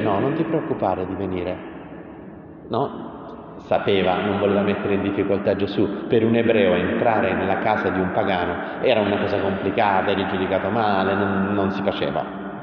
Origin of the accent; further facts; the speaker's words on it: Taranto, Apulia, Italy; dalle mie parti a Taranto